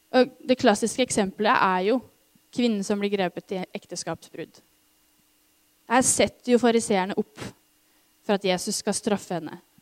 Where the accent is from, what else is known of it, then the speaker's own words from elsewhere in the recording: Norway; oss som nordmenn